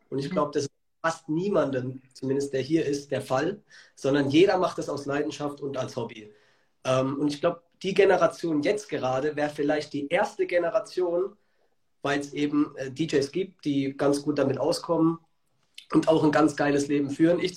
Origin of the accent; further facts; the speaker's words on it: Karlsruhe, Baden-Württemberg, Germany; ich komme aus Karlsruhe. Ich lege seit zehn Jahren auf, bin 30